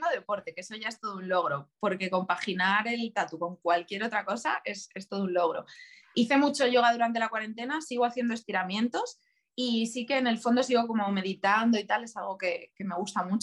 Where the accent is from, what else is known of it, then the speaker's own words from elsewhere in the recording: Extremadura, Spain; ir, a mi pueblo, mis, padres viven en un pueblo muy, muy, muy chiquitito de, de Cáceres, y cada vez